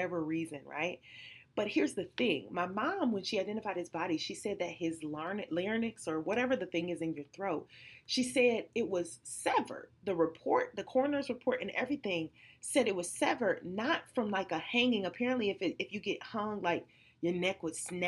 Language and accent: English; Detroit, Michigan, United States; I'm from Detroit on the east side